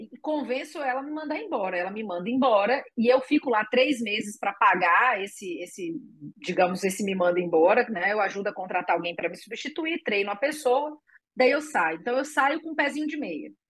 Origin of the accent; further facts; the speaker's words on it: Espírito Santo, Brazil; moved away; also born or lived in Porto Seguro / Porto Alegre; eu sou capixaba e eu morava em Porto Seguro antes, depois eu morei em Porto Alegre